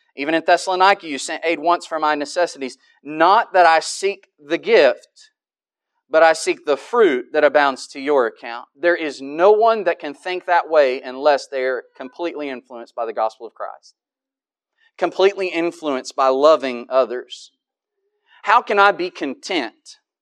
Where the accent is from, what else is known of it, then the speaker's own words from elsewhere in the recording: United States; I'm an American